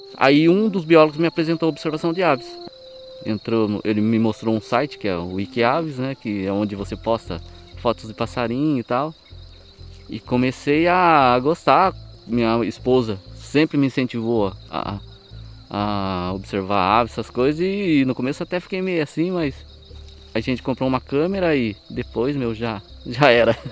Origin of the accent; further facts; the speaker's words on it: Salesópolis, São Paulo, Brazil; Sou nascido, criado em Salesópolis, o caipira da terra